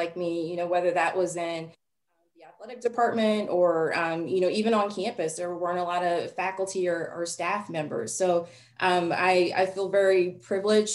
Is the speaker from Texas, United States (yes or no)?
yes; Dallas, Texas, United States; I grew up in Dallas